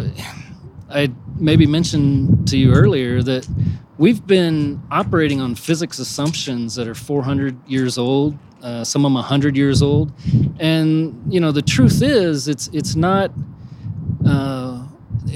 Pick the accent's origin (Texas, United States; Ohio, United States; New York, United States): Texas, United States; Houston; I'm from the Houston area